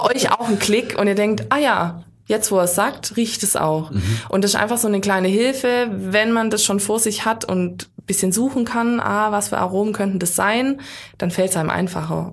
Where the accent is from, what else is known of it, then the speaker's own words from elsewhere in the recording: Baden-Württemberg, Germany; bei uns in Württemberg